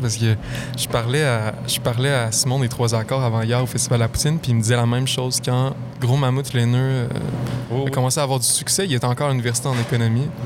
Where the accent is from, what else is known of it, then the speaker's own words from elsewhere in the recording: Lac-Beauport, Quebec, Canada; je viens de, Lac-Beauport